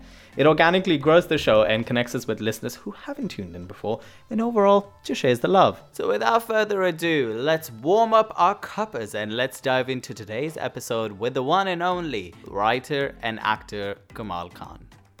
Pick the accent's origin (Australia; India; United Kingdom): United Kingdom; born there; Being a British-born Bengali origin, it was wonderful to write about the story that is close to my personal experience and heart.